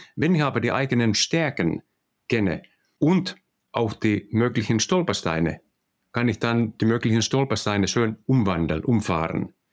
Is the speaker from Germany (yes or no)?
no; Finland; accent: Finnish; German is a second language; also born or lived in Netherlands; Also wir kommen aus Finnland und ich hoffe, dass ihr alle meinen finnischen äh, Akzent äh, verstehen könnt